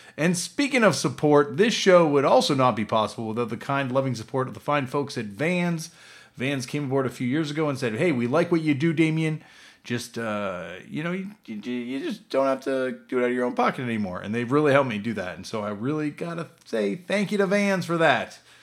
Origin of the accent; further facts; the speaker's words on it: East Coast, United States; growing up on the East Coast